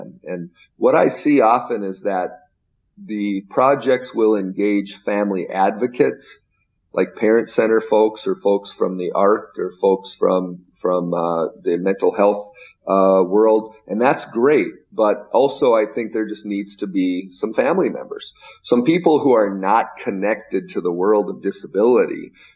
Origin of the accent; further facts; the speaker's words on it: Minnesota, United States; I am from Minnesota